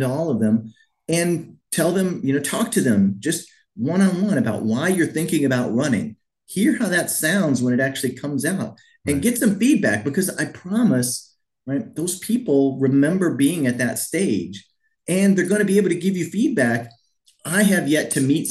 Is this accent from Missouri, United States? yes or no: yes; Missouri, United States; moved away as an adult; also born or lived in Wisconsin; I grew up here in Missouri, and you know, five generations of my family came from Missouri